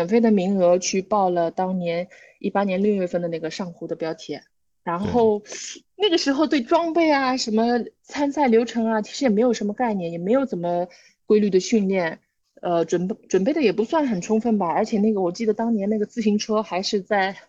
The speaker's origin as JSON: {"language": "Chinese", "country": "China", "said": "我觉得我们中国人不行吗？"}